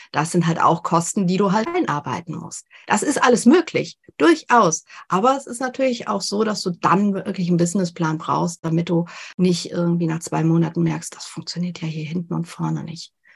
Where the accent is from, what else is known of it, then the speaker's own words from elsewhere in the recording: Germany; bei uns in Deutschland